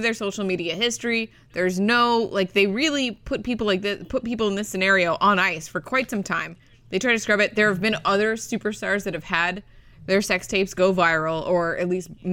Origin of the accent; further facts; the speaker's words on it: Orlando, Florida, United States; I'm from Orlando